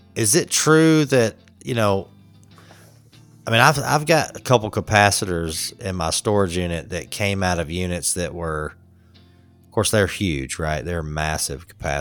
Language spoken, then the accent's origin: English; Atlanta, Georgia, United States; I'm from Atlanta